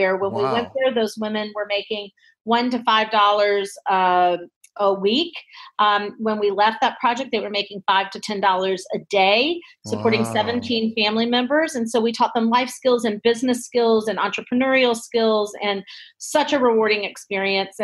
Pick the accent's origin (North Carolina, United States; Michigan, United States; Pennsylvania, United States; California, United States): North Carolina, United States; moved away as an adult; also born or lived in New York City, United States; I'm originally from North Carolina